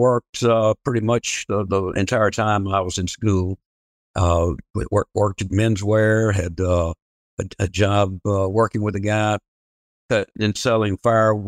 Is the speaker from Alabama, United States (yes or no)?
yes; Birmingham, Alabama, United States; now in Auburn, United States; I grew up in Birmingham, Alabama, out in the eastern suburbs